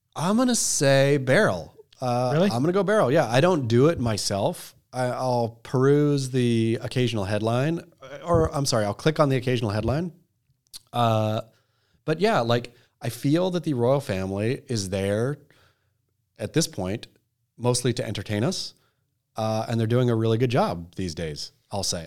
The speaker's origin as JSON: {"language": "English", "country": "United States", "said": "as American"}